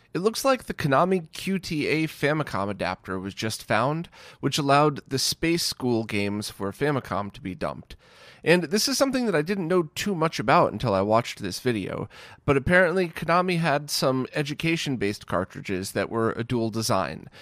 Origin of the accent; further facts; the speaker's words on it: United States; where I grew up in the States